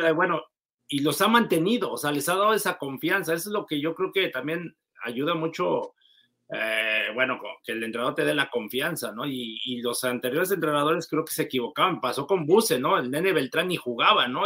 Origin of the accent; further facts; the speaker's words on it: Mexico; uno como mexicano